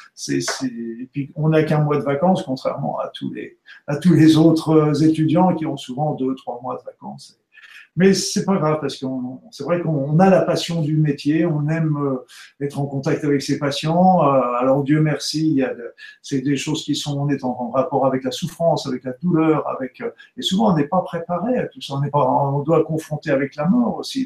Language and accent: French; Normandy, France; je suis né en Normandie il y a pas longtemps maintenant